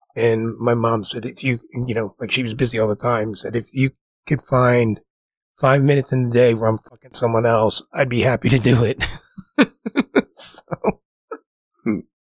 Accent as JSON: {"language": "English", "region": "New Jersey", "country": "United States", "tie": "born or raised there", "said": "the house we grew up in New Jersey was pretty nice"}